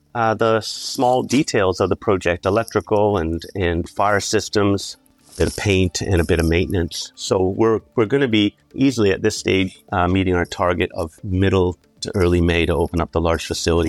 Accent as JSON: {"language": "English", "country": "Canada", "moved": "as an adult", "lives_now": "Central Otago, New Zealand", "said": "as you may tell from my accent, I am Canadian"}